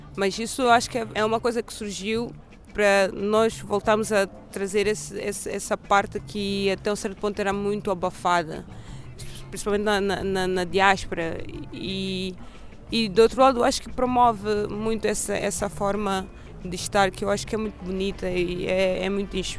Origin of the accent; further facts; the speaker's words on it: Mozambique; also born or lived in Porto / Lisbon; now in Stockholm, Sweden; como moçambicana, uh, cresci